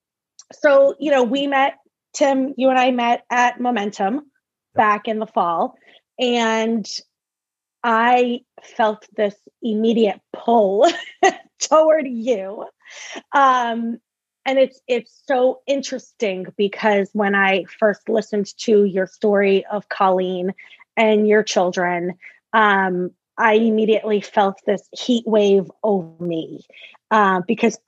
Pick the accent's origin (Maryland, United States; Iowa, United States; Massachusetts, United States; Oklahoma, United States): Massachusetts, United States; moved away as an adult; now in Rhode Island, United States; I am from originally born and raised in Massachusetts. I now live in Rhode Island.